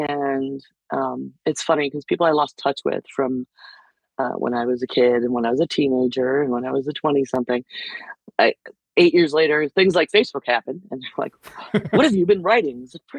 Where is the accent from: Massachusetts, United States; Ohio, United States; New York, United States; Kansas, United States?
New York, United States; Lockport; I was in fifth grade, or no, sorry, way earlier, third grade in Lockport at St. Mary's. I went to Catholic school for a long time.